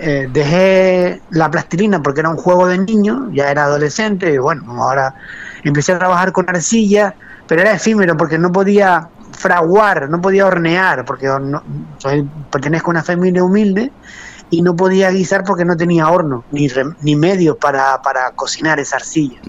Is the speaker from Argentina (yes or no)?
no; Arrecife, Canary Islands, Spain; also born or lived in Arrieta, Haría, Lanzarote; nací en Arrecife, aunque mi familia mm, venía del norte del, pueblo, eh, venía de Aría, de Aría y de Mague